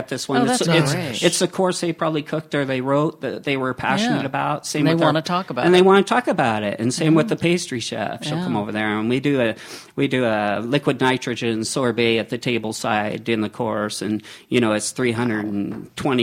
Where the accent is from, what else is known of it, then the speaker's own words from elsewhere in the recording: Seattle, Washington, United States; now in Walla Walla, United States; I'm from the Seattle area, so I know, you know, the rain and fog